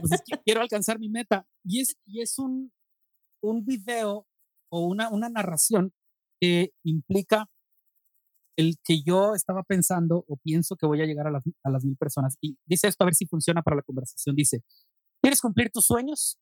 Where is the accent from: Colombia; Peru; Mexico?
Mexico; Monterrey, Nuevo León; born or raised there; also born or lived in Nuevo Laredo, Tamaulipas